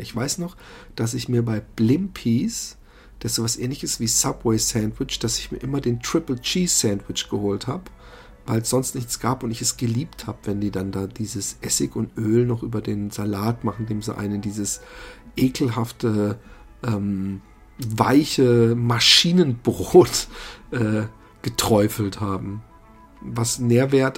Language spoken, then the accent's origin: German; Busenbach, Baden-Württemberg, Germany; in äh, Busenbach, da wo ich aufgewachsen bin